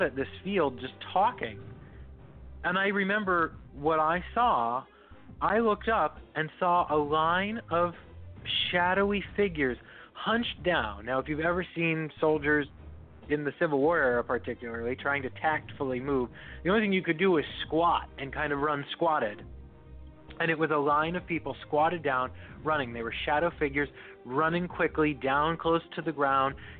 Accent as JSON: {"language": "English", "region": "Northeast", "country": "United States", "said": "We're both from the Northeast."}